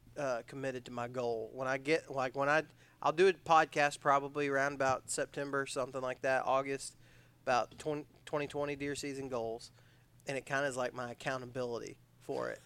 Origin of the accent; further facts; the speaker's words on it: Odessa, Texas, United States; moved away; I was from West Texas